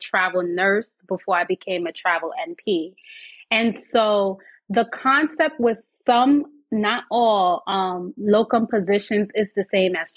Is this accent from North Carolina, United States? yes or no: no; New York City, New York, United States; Born and raised in New York City